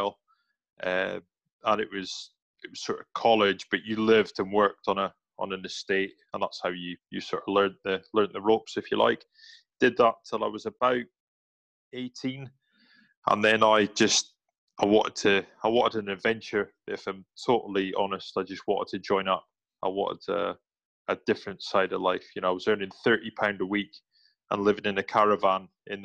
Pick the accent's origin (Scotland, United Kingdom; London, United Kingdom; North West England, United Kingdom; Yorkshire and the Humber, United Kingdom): Scotland, United Kingdom; just north of Inverness, Highlands of; moved away; originally, mate, I'm from the Highlands of Scotland. I'm from just north of from Inverness. So where men are men and sheep are scared. I grew up there